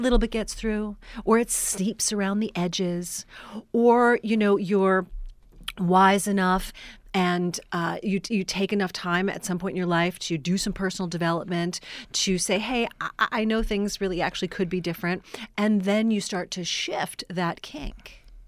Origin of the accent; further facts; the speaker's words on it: New York City, New York, United States; moved away as an adult; now in Los Angeles, United States; I'm from New York City originally